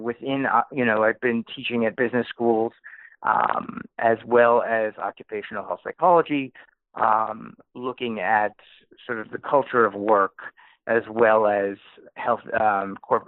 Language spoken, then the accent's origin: English; New Haven, Connecticut, United States; born or raised there